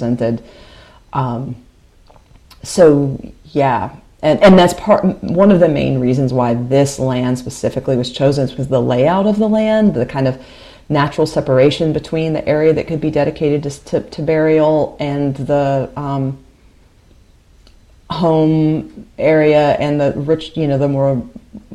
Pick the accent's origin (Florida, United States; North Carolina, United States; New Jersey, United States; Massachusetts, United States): North Carolina, United States; Greensboro; also born or lived in Chapel Hill / Carrboro; I've lived in the Piedmont my whole life. So I lived in Greensboro. I grew up in Greensboro.